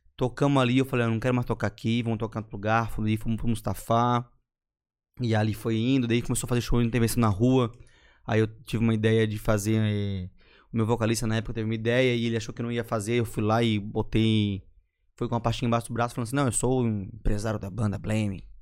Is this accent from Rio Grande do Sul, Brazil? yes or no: no; Florianópolis, Santa Catarina, Brazil; Sou manezinho da Carmela